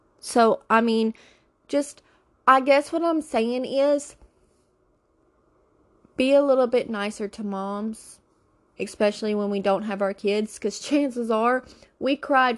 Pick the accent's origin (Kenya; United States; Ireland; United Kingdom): United States; the South; Okay, we call it a buggy because I'm from the South.